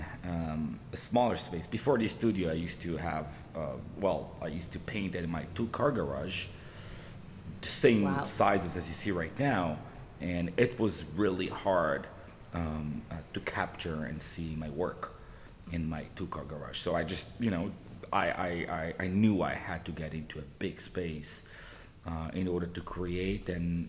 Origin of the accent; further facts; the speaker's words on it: Jerusalem, Jerusalem District, Israel; moved away as an adult; now in Los Angeles, United States; I was born and raised in Israel, in Southeast Jerusalem